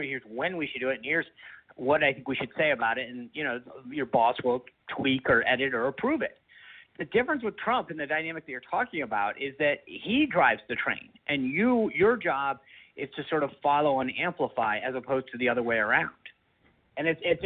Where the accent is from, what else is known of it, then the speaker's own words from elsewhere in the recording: Rhode Island, United States; I talk about growing up in Rhode Island